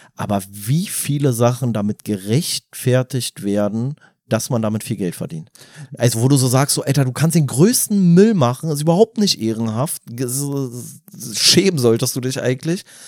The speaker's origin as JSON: {"language": "German", "country": "Germany", "said": "als Deutscher"}